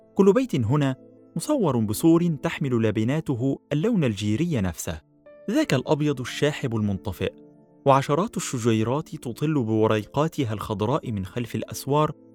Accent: Egypt

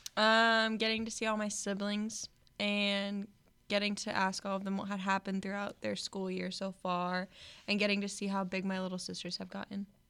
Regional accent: Omaha, Nebraska, United States; I am from Omaha, Nebraska

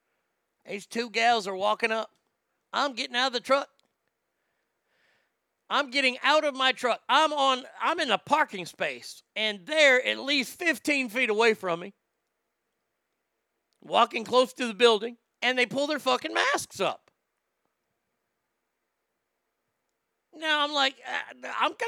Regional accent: United States; I'm so sick of being an American

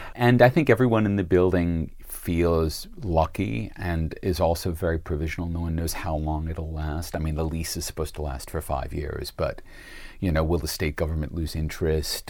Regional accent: United States; now in Sydney, Australia; as an American

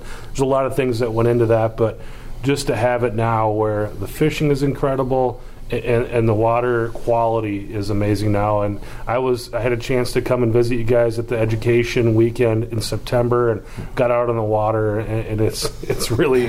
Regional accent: Wisconsin, United States; I grew up in Wisconsin.

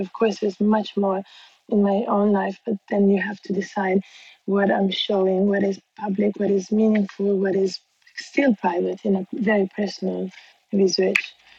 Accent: Bangkok, Thailand; moved away; also born or lived in Milan, Italy; I was born in Bangkok in Thailand

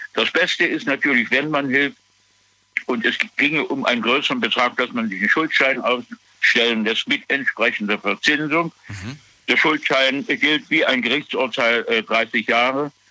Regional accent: Germany; Bei uns in Deutschland

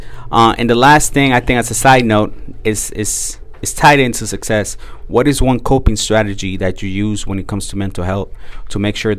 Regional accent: Oakland, California, United States; And we are straight from Deep East Oakland.

